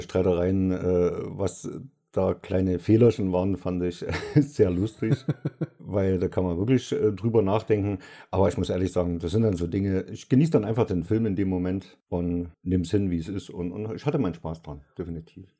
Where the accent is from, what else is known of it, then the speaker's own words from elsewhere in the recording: Saxony, Germany; Ich bin ein Sachse